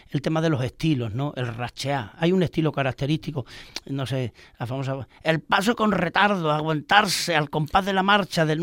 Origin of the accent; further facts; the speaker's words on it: Mérida, Extremadura, Spain; Nosotros somos de Mérida, orgullosos de ser meritense, pero seamos sinceros, la mejor Semana Santa del mundo es de Sevilla.